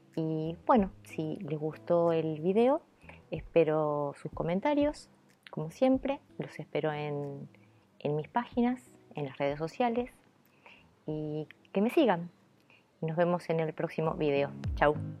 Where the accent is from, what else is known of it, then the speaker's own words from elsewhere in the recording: Buenos Aires, Argentina; first language Italian; Spanish is a second language; mi madre me llevó al hospital Archerich, que es donde yo nací, en la capital de Buenos Aires